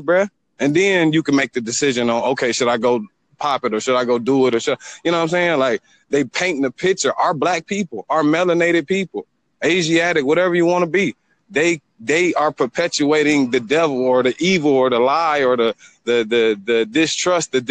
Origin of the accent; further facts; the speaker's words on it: Detroit, Michigan, United States; I'm from Detroit